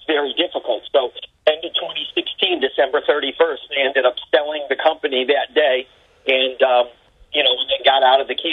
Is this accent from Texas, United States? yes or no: no; Springfield, Massachusetts, United States; also born or lived in New York; I'm from Massachusetts. People think I'm from New York because I was in New York so many years